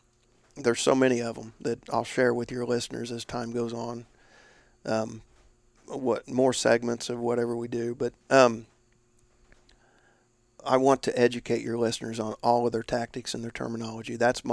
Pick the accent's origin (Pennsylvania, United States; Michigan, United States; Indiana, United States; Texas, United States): Indiana, United States; northeast was my territory and my home state, Indiana.